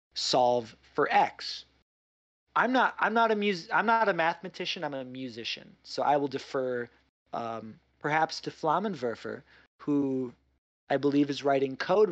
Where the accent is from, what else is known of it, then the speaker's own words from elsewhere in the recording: Midwest, United States; now in New York, United States; I grew up in the Midwest where Spam, canned mystery meat, is like, it costs like 2 nickels and a carton of cigarettes. It's very cheap. I moved to New York